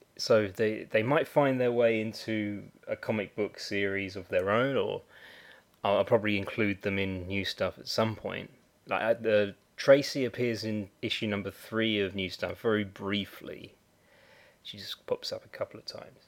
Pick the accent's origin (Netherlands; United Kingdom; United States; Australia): United Kingdom; I'm a Brit